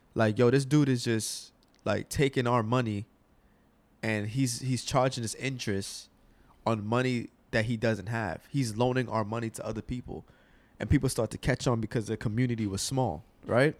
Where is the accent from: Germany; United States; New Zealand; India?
United States; I'm a American